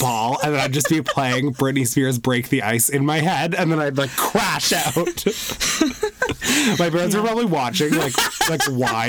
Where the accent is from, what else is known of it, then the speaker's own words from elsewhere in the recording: Vancouver, British Columbia, Canada; Growing up in Vancouver